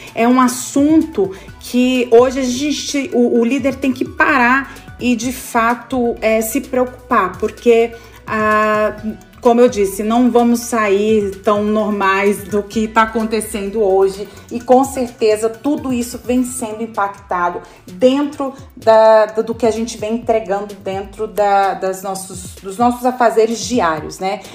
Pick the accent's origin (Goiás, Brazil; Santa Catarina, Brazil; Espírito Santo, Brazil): Goiás, Brazil; also born or lived in Natal; now in São Paulo, Brazil; eu sou goiana, né? Moro em São Paulo, mas eu sou de Goiás